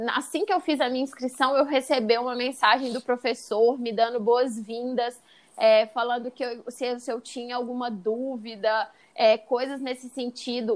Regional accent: Brazil; also born or lived in California; eu já saí do Brasil

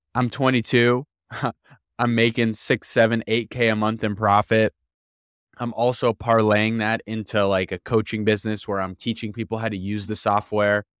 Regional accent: Miami, Florida, United States; I'm from Miami

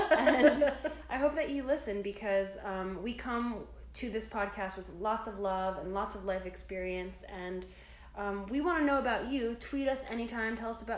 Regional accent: New Jersey, United States; So I grew up in New Jersey, and I grew up in Union County, which is about 20 minutes outside of New York City. Right around Elizabeth, Linden, Rahway.

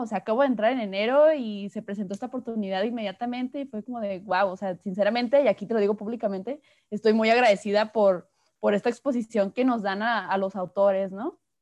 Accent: Guadalajara, Jalisco, Mexico; soy de aquí de Guadalajara, México

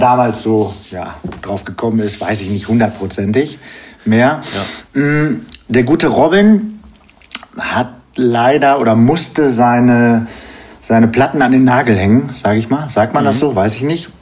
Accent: Geseke, North Rhine-Westphalia, Germany; now in Paderborn, Germany; komme aus Paderborn, gebürtig aus Störmede, ist bei Geseke

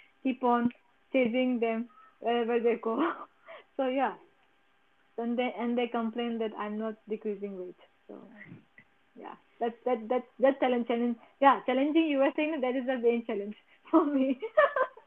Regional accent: India; we have that Indian kind of mentality

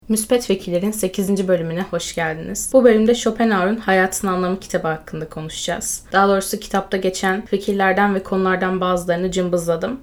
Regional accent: Turkey

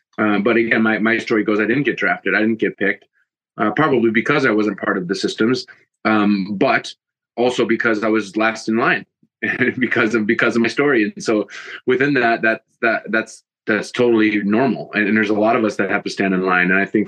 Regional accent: Green Bay, Wisconsin, United States; moved away as an adult; also born or lived in Chicago / London; I grew up in Green Bay

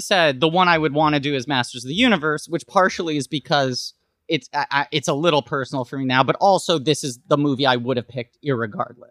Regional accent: New York City, New York, United States; I grew up in New York City

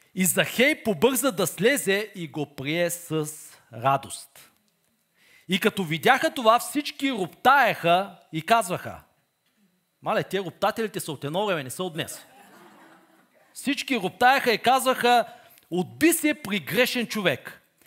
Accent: Bulgaria

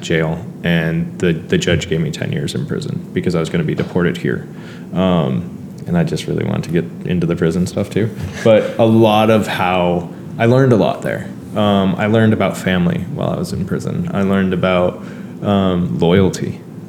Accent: Brampton, Ontario, Canada; born there; I essentially was given a fresh start here in Canada, because, again, I was born in Brampton.

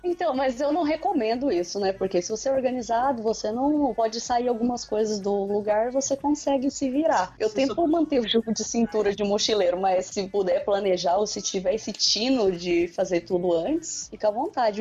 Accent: Brazil; accent: caipira (rolled R, from the countryside); eu sou bem da roça, né? Eu moro distante de São Paulo, puxo o R bem

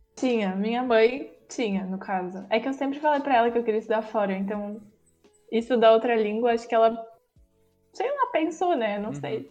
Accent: Brazil; moved away as an adult; now in Germany; eu sou brasileira

